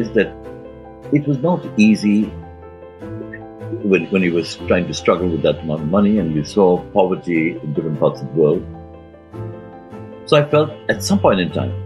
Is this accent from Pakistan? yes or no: yes; Karachi, Sindh, Pakistan; moved away as an adult; also born or lived in Bournemouth / London; I was growing up in Karachi, in Pakistan